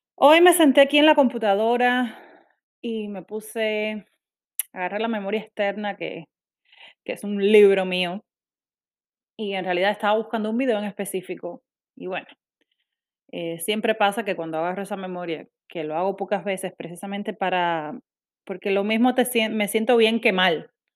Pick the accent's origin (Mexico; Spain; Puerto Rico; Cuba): Cuba; moved away as an adult; yo soy cubana, nací y criada en Cuba.